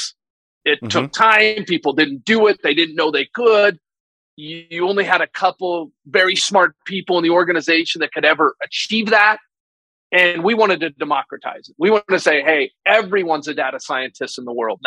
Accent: Utah, United States; I grew up in Utah

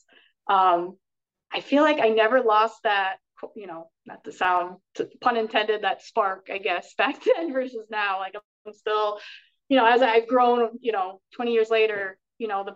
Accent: Schenectady, New York, United States; we had those shows originally in my hometown, Schenectady

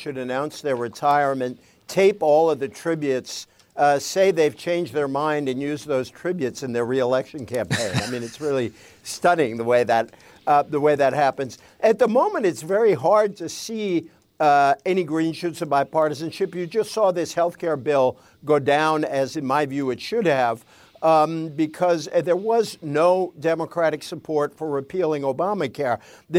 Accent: Fall River, Massachusetts, United States; smaller industrial places like my hometown of Fall River, Massachusetts

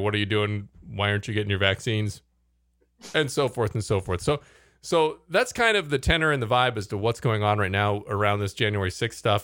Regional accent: United States; as an American

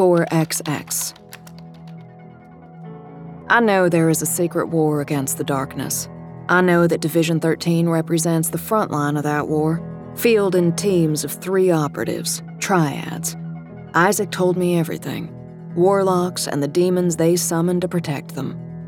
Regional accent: Texas, United States; Growing up in the Dallas-Fort Worth area, I was a big city girl through and through with little experience of country life, except for 2 weeks every summer.

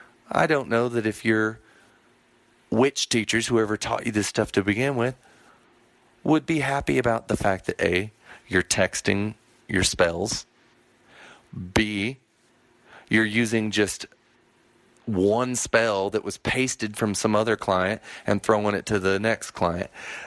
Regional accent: Texas, United States; Now, I come from Texas.

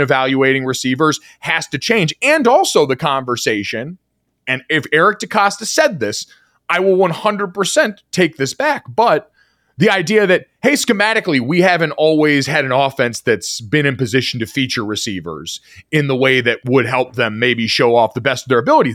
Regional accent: Orlando, Florida, United States; moved away; I grew up in Orlando for a little bit as a kid

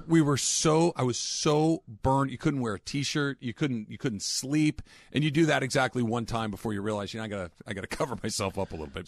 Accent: California, United States; as a Californian

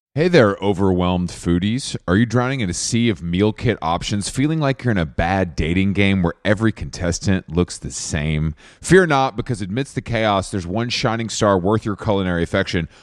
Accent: Atlanta, Georgia, United States; I'm, I'm from Atlanta

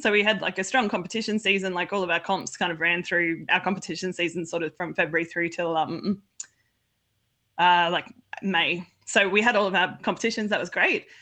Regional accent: Australia; I'm from Australia

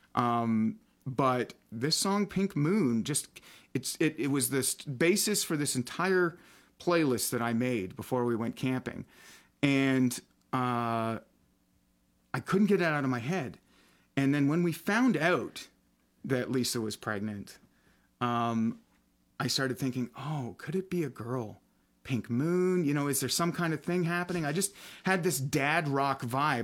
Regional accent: Almont, Michigan, United States; we ended up in my hometown of Almont

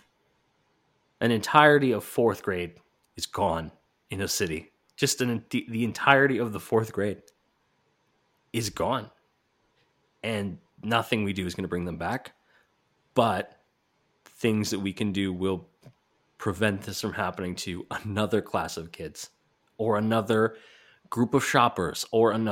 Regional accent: Canada; I'm the Canadian on the pod

